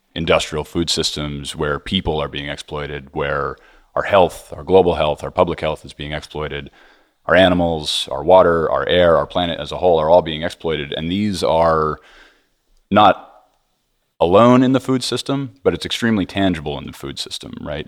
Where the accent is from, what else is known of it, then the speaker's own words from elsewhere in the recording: Hudson Valley, New York, United States; I grew up in the Hudson Valley, New York, close to food and farming